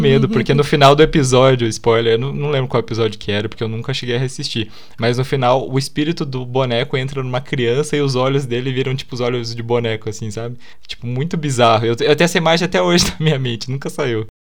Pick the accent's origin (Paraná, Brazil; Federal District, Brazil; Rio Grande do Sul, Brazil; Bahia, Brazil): Paraná, Brazil; Curitiba; Eu sou de Curitiba